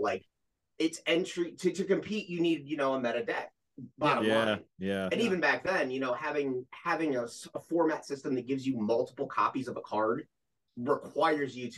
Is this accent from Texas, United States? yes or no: no; Ohio, United States; I'm originally from Ohio